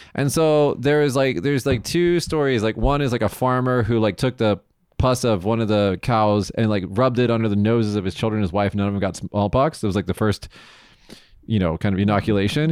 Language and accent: English; Las Vegas, Nevada, United States; moved away as an adult; now in Japan; in the state of Nevada, my hometown. Oh my God, when I was, when I flew home to Vegas